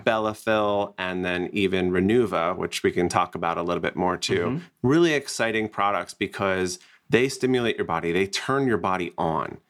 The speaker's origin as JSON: {"language": "English", "region": "New Jersey", "country": "United States", "moved": "yes", "lives_now": "Scottsdale, United States", "said": "I'm originally from New Jersey"}